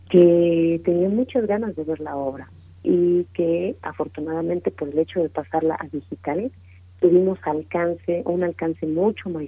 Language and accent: Spanish; Mexico; falsos sueños que a veces tenemos como mexicanos